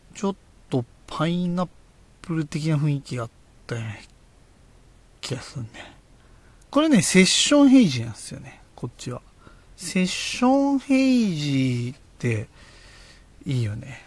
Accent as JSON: {"language": "Japanese", "town": "Oyama", "region": "Tochigi", "country": "Japan", "tie": "born or raised there", "said": "僕の地元、栃木県小山市"}